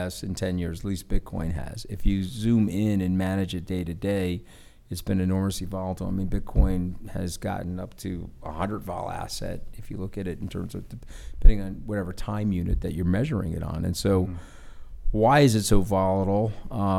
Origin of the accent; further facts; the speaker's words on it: Long Island, New York, United States; I'm from Long Island, and I've other than going to Tufts and Harvard Law School, I've lived on Long Island my whole life. And like literally 2 miles from where my parents raised me